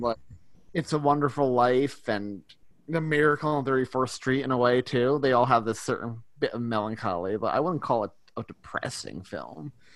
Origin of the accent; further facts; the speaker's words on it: New York, United States; I'm from New York.